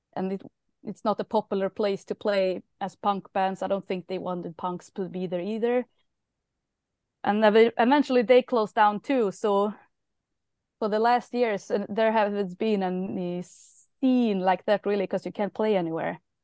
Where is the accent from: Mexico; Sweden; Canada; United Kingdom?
Sweden; Karlstad, Värmland; I don't live in Stockholm, I live in Karlstad.